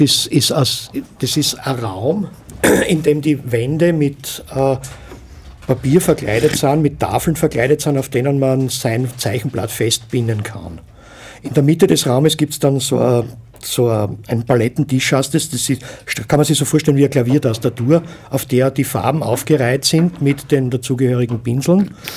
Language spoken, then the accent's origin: German; Graz, Styria, Austria; moved away; also born or lived in village north of Linz, Upper Austria; ich bin in Graz geboren und aufgewachsen